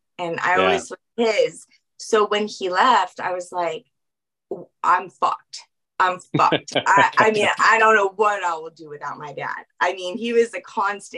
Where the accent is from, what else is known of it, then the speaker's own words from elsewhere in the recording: New Orleans, Louisiana, United States; I'm from New Orleans. So that Southern hospitality